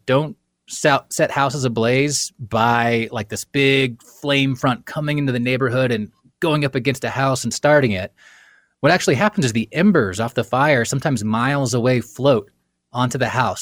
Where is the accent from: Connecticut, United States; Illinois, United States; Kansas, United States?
Kansas, United States; moved away as an adult; also born or lived in the western United States; I grew up in Kansas and I, I moved west after college